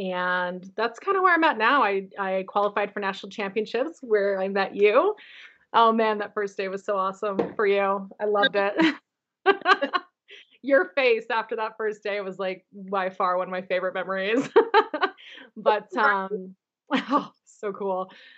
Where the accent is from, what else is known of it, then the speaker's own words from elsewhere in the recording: Phoenix, Arizona, United States; moved away as an adult; now in Holladay, United States; I live in Holiday, Utah. I grew up in Phoenix, Arizona